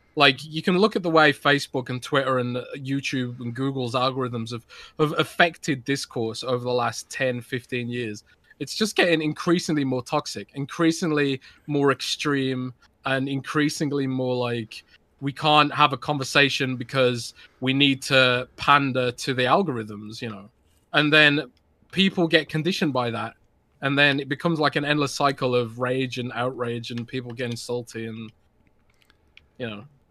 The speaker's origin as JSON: {"language": "English", "country": "United Kingdom", "said": "I'm British"}